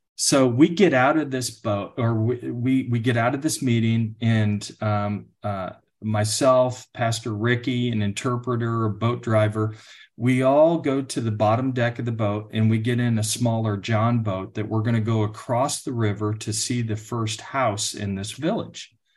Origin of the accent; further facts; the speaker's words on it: outside Chicago, Illinois, United States; now in Texas, United States; I grew up outside Chicago in one of the northwest suburbs.